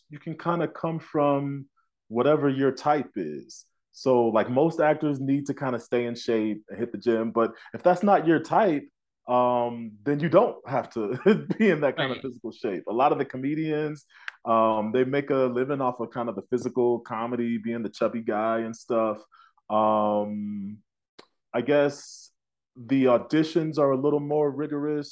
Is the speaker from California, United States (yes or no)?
no; Tulsa, Oklahoma, United States; also born or lived in New York / Illinois; now in Denver, United States; I grew up in Tulsa, and I've been acting out in New York for several years, and now I have just landed in Denver